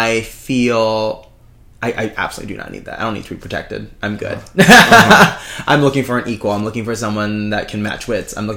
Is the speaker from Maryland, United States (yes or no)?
no; Philadelphia, Pennsylvania, United States; now in New York, United States; I grew up in Philly